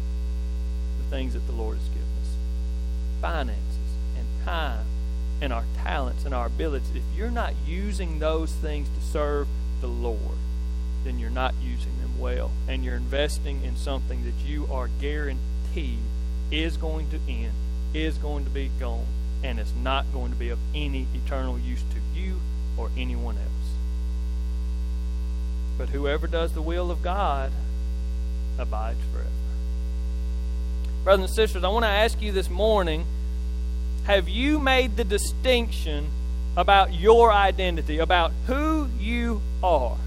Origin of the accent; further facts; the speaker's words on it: Neshoba County, Mississippi, United States; from Neshoba County